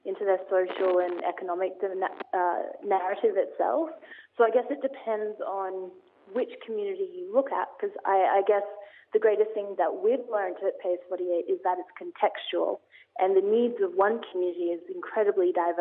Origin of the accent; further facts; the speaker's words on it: Australia; I myself, even though I am from Australia, I am from a very rural part of Australia